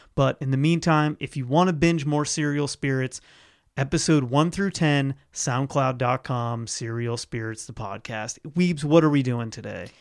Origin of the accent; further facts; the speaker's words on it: Ohio, United States; moved away; Ohio, my home state, where all my family is